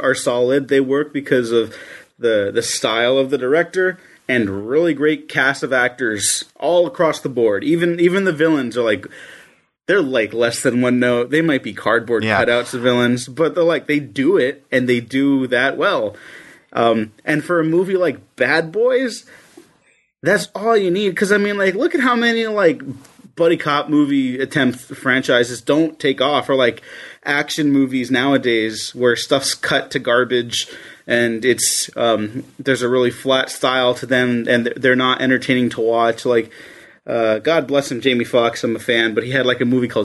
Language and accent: English; United States; as an American male